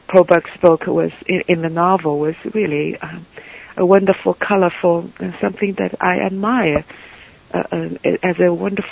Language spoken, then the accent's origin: English; Shanghai, China; born or raised there; English is a second language; moved away as an adult; also born or lived in Nantong, Jiangsu; now in United States